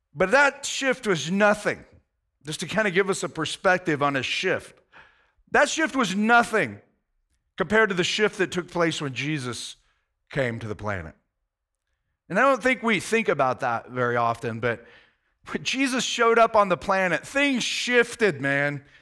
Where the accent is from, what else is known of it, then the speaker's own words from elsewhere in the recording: United States; as an American